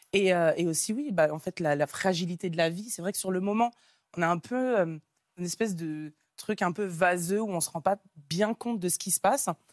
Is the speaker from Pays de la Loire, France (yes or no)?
yes; Nantes, Pays de la Loire, France; moved away as an adult; je suis originaire de Nantes